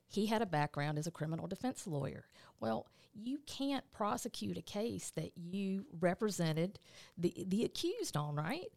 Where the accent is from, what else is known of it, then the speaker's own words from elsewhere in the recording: Eastman, Georgia, United States; moved away; also born or lived in Atlanta, Georgia; I'm originally, uh, from Dodge County, which is South Georgia